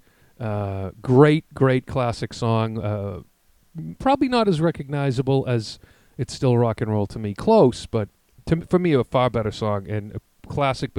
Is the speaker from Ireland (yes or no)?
yes; Ireland; Being Irish